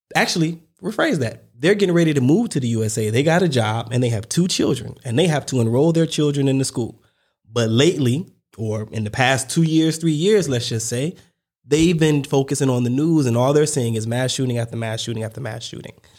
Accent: United States; I'm American

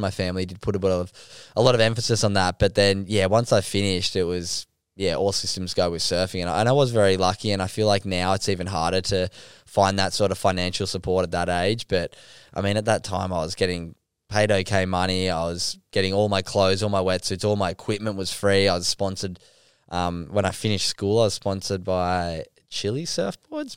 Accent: Sydney, New South Wales, Australia; I grew up in North Narrabeen down on Sydney's northern beaches

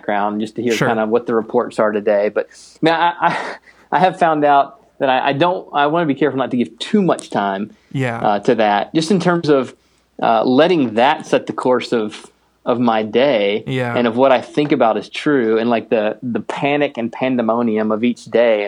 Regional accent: the East, United States; also born or lived in Minnesota; now in Minneapolis, United States; I grew up in the East

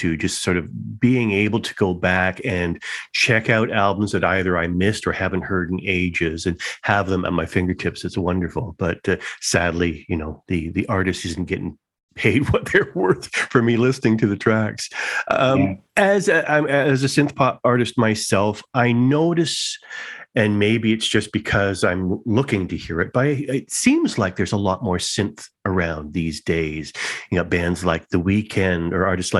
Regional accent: Toronto, Ontario, Canada; born and raised in Toronto

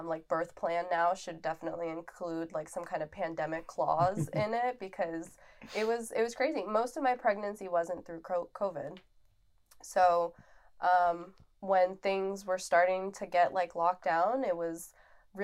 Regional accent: South Florida, United States; also born or lived in Brazil / Fort Lauderdale, Davie, Weston; now in Cape Coral, United States; I am originally from Brazil, but I grew up in South Florida

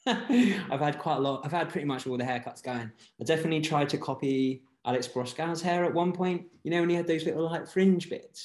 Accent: Jersey; now in London, United Kingdom; So I live in London at the moment, but I'm originally from Jersey in the Channel Islands.

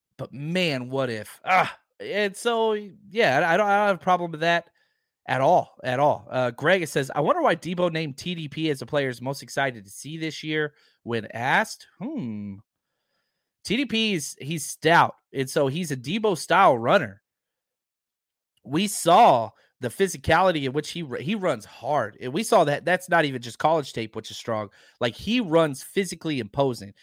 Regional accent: Texas, United States; I'm from Texas

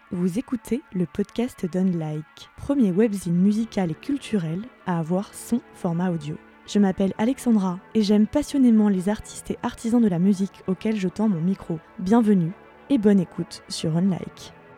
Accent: Caen, Normandy, France; je suis de Caen

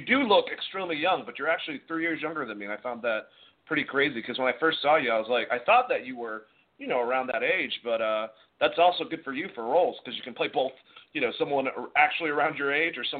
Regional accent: United States; us Americans are obsessed with it.

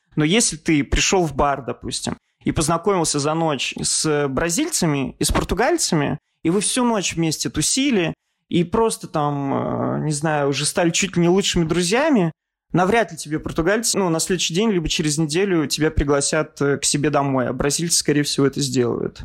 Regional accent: Russia; now in Portugal; мы там из России

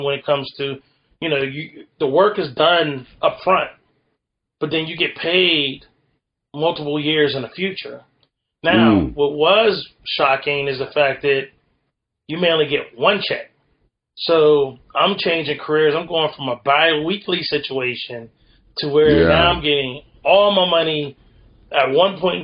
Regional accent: Western Pennsylvania, United States; I'm from Western Pennsylvania

